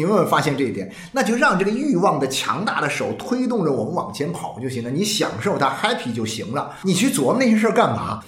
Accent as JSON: {"language": "Chinese", "country": "China", "said": "我们中国人的这种以前过惯了苦日子哦"}